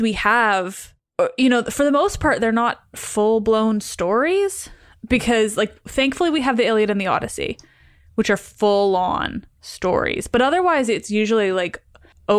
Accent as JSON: {"language": "English", "country": "Canada", "said": "I am Canadian"}